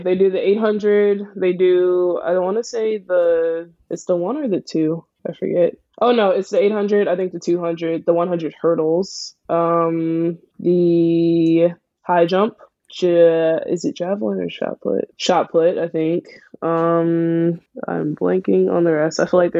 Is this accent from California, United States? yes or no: no; Philadelphia, Pennsylvania, United States; I'm from Philly. From Philly. Born and raised.